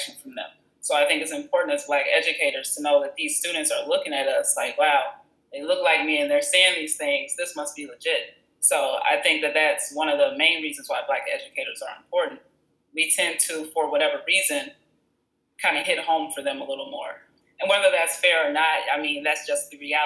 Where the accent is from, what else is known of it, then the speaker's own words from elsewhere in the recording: Country Club Hills, Illinois, United States; also born or lived in Chicago / Champaign, Illinois / Southern California; I'm from Chicago. Well, I grew up in Country Club Hills on the outskirts